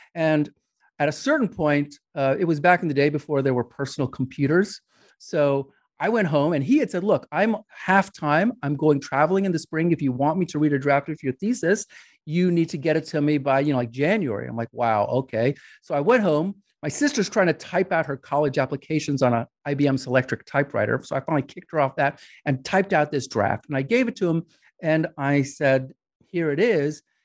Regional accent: New York, United States; I grew up in New York

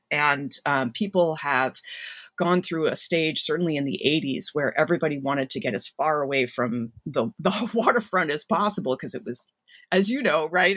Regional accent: Massachusetts, United States; I grew up in Massachusetts

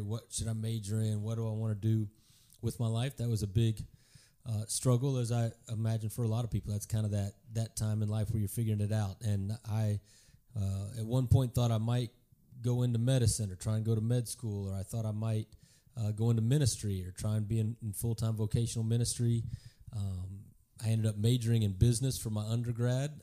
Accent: Garland, Texas, United States; also born or lived in Kansas; I grew up in Garland, uh, on the east side of Dallas

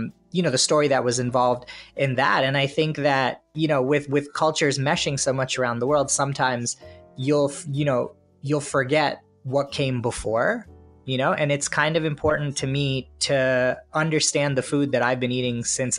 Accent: India; a lot of what I do is colored by the fact that I'm Indian, right?

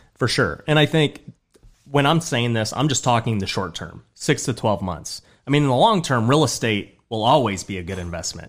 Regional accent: Las Vegas, Nevada, United States; I grew up in Southwest Vegas, so I was born and raised in Vegas

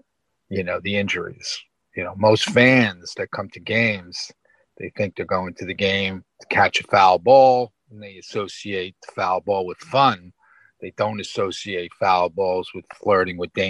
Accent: New York City, New York, United States; I am from New York City. Yep. Born in Brooklyn.

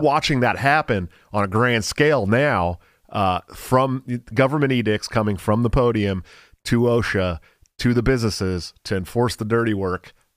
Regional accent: California, United States; I'm from California

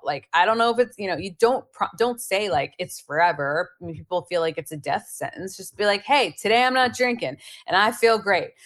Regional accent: Pennsylvania, United States; I grew up in Pennsylvania

